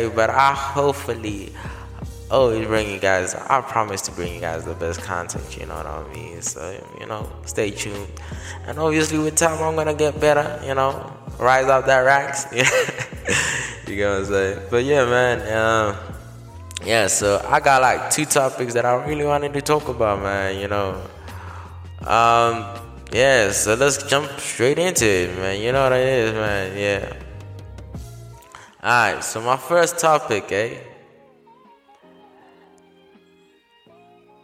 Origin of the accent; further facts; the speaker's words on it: South Africa; I was born and raised in South Africa